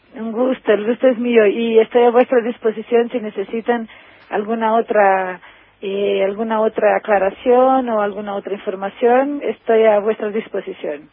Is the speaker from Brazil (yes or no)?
yes; Brazil; Spanish is a second language; also born or lived in Argentina; soy brasileña